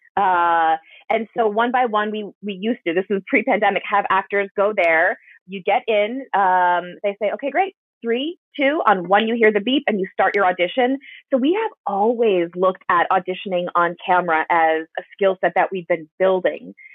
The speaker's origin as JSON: {"language": "English", "region": "Wisconsin", "country": "United States", "moved": "yes", "said": "I'm from Wisconsin originally"}